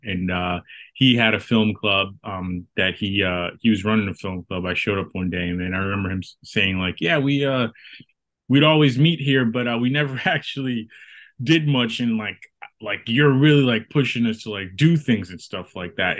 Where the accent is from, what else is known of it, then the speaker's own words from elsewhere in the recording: Boston, Massachusetts, United States; I'm from Boston, Massachusetts. I uh I've lived in Massachusetts my whole life